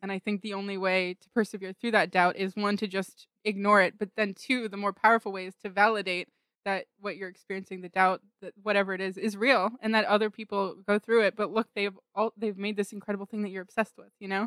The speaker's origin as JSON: {"language": "English", "town": "Pleasanton", "region": "California", "country": "United States", "tie": "born or raised there", "said": "I was born in Pleasanton, California"}